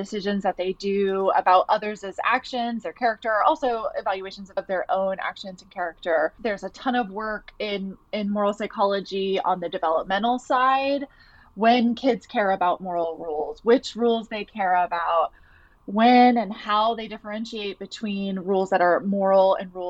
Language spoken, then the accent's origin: English; Atlanta, Georgia, United States; moved away as an adult; also born or lived in New York City; now in Boston, United States; I'm originally from Atlanta, Georgia, and I moved to New York City for grad school